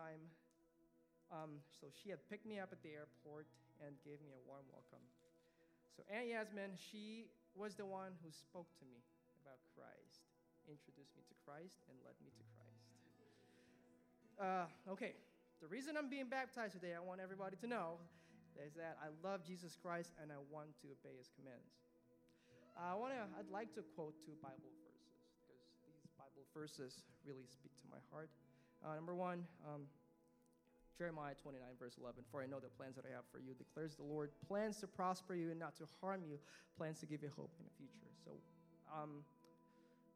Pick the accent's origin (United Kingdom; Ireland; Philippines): Philippines; moved away; Growing up in the Philippines, I never had a close relationship with my dad